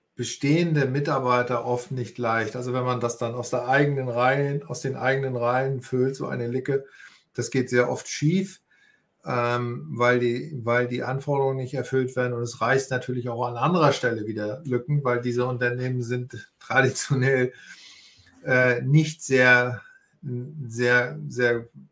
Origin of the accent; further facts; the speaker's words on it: Northern Germany, Germany; moved away as an adult; also born or lived in Austria / Hamburg; Ich bin hier auch in der Nähe geboren. Ich komme aus Norddeutschland